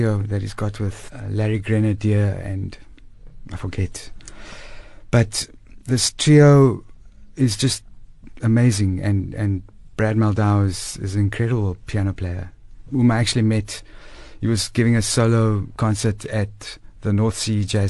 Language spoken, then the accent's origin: English; Cape Town, Western Cape, South Africa; moved away as an adult; now in Johannesburg, South Africa; I'm born and bred in Crawford in Cape Town